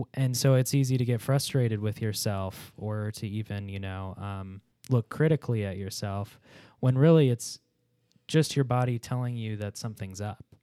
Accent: Chicago, Illinois, United States; I'm from Pittsburgh adjacent, Chicago

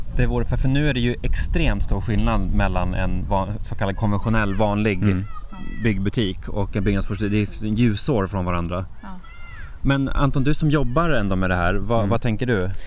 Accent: Norrland, Jämtland, Sweden; moved away; Jämtland och Norrland, där jag kommer ifrån

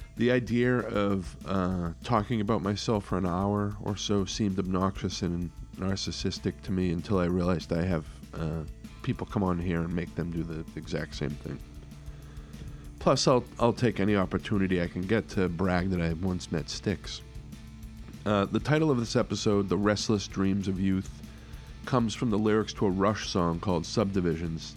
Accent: Nahant, Massachusetts, United States; also born or lived in Boston; we, we lived in Nahant, Mass

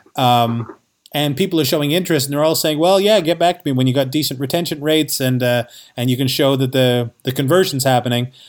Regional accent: Canada; moved away as an adult; also born or lived in New York City; I, I grew up in Canada

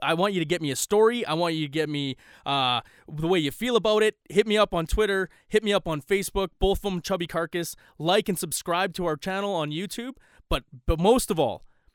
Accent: Canada; I am Canadian

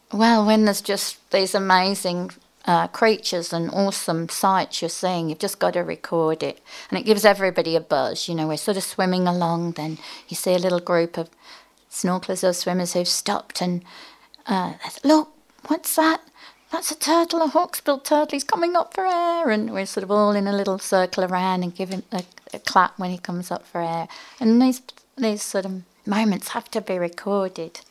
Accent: just north of Birmingham, West Midlands, United Kingdom; moved away as an adult; also born or lived in Oxford, England; now in Manly, Australia; I'm from England originally, just north of Birmingham.

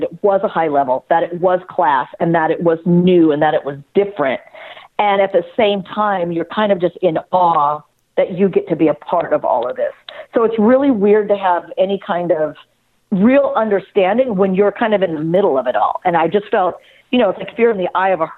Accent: an hour outside of Los Angeles, California, United States; I grew up an hour outside of Los Angeles where there's nothing but desert that separates you

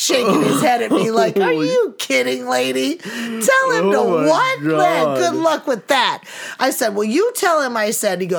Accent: Chicago, Illinois, United States; I'm from Chicago

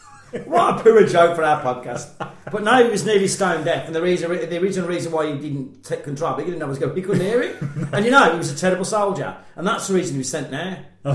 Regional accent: United Kingdom

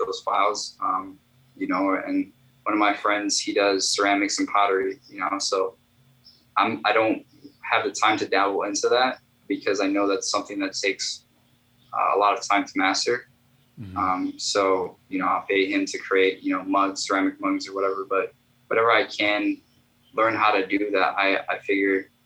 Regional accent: Chicago, Illinois, United States; I am an artist from Chicago

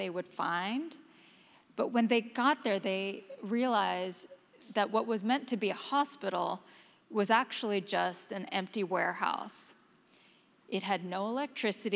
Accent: Houston, Texas, United States; now in New York, United States; back in my hometown, the great city of Houston

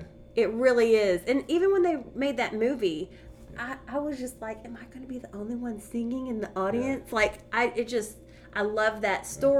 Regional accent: Athens, Texas, United States; also born or lived in Houston, Texas / Austin, Texas; I actually wasn't born in Athens. I was born in Houston. I hate to admit that, but I did move to Athens so when I was 6 weeks old.

